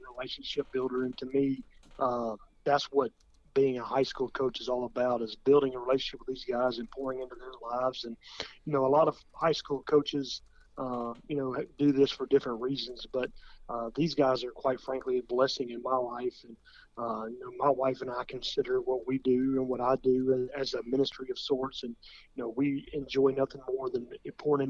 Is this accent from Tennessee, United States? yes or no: yes; Williamson County, Tennessee, United States; growing up in Williamson County